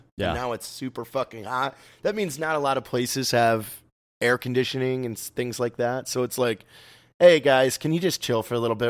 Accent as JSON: {"language": "English", "country": "United States", "said": "Ricky's Canadian. I'm American, so."}